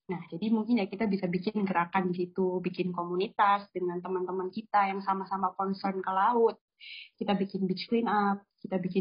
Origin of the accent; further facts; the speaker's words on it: Gresik, East Java, Indonesia; Mungkin kan ada juga ya kalau di daerahku uh, di Gresik itu juga ada suatu mitos.